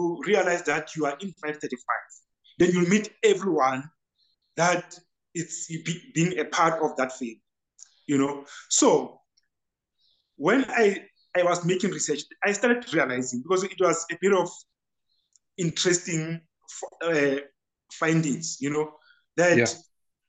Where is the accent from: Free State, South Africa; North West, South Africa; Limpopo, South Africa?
Free State, South Africa; I'm from Free State, Masilo Chenese. The house, it's 535, and then Phakedi Street is the street